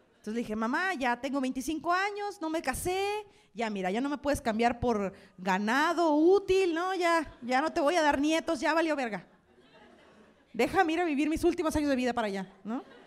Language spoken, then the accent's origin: Spanish; Sonora, Mexico; moved away as an adult; now in Mexico City, Mexico; Ya yo soy de Sonora, ya saben la historia. Tengo un año viviendo aquí, en Ciudad de México.